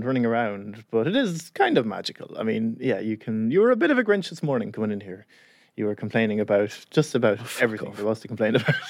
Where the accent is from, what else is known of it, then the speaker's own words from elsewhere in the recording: Carlow, Leinster, Ireland; Christmas was always family round. We always had lots of people there. And yeah, just a nice day.